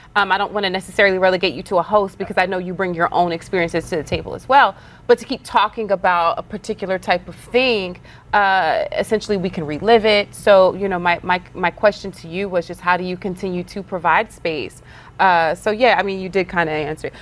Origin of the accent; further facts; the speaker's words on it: Texas, United States; I'm from Texas